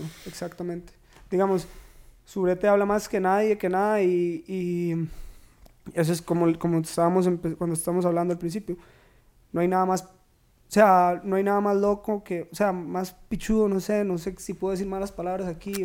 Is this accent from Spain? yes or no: no; Turrialba, Cartago, Costa Rica; moved away as an adult; now in San José, Costa Rica; yo soy de Turrialba, de Loma Azul.